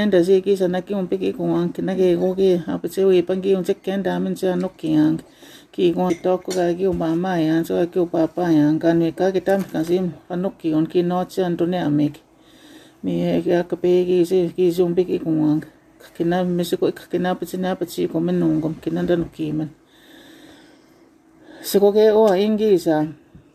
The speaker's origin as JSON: {"language": "English", "area": "Fishing Lake First Nation", "region": "Saskatchewan", "country": "Canada", "first_language": "Saulteaux", "second_language": "English", "said": "I'm from Fishing Lake First Nation"}